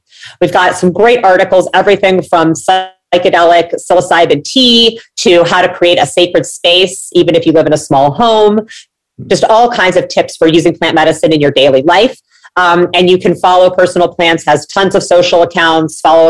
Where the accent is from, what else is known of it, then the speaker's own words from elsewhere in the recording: Midwest, United States; I grew up in the Midwest. I always dreamed of living near the beach.